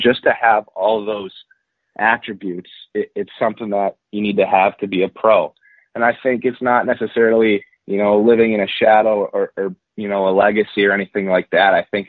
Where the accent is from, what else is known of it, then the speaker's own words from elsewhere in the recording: Boston, Massachusetts, United States; born there; also born or lived in New Jersey / Minnesota; I grew up in a lot of places. My dad played in the NHL for 17 years, so I was originally born in Boston, Massachusetts, and then made my way to New Jersey, Minnesota, lived there for a few years